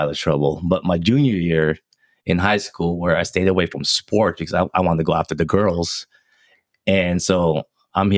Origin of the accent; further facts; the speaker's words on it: Philippines; I'm Filipino